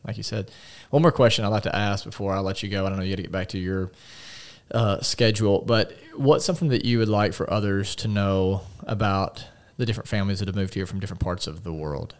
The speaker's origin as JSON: {"language": "English", "country": "United States", "said": "as an American"}